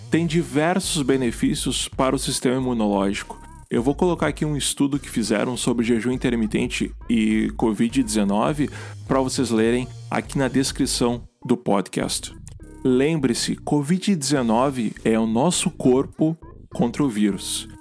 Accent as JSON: {"language": "Portuguese", "area": "Gaúcho", "region": "Rio Grande do Sul", "country": "Brazil", "said": "como um bom gaúcho"}